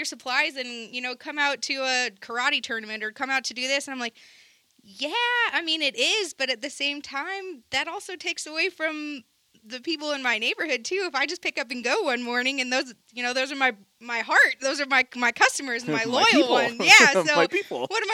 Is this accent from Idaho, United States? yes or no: no; Seattle, Washington, United States; moved away; even though I'm from Seattle, I'm from the suburbs